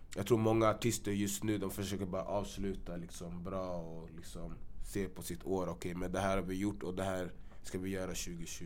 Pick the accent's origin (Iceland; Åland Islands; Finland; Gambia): Gambia; now in Sweden; jag är från Gambia också